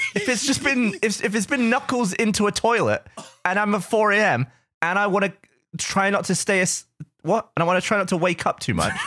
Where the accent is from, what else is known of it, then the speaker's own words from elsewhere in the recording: England, United Kingdom; moved away as an adult; now in United States; growing up in England